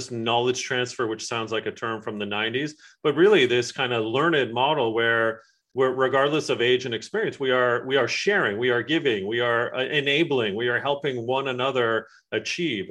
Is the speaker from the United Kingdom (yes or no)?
yes; England, United Kingdom; my family and I are from England